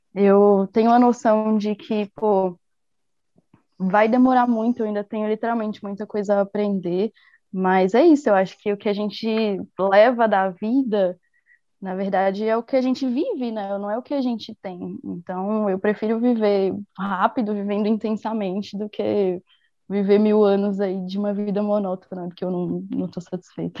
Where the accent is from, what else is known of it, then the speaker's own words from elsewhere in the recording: Brasília, Federal District, Brazil; moved away; eu sou de Brasília